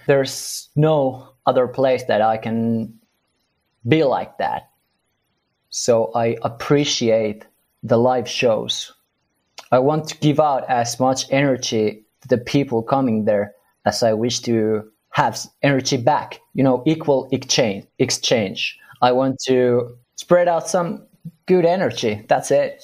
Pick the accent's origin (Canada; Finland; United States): Finland; we're from Finland